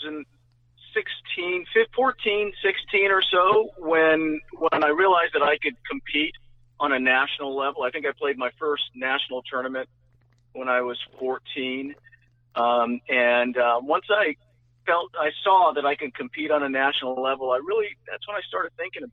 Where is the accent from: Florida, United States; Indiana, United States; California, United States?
California, United States; Northern; Growing up in Northern Cal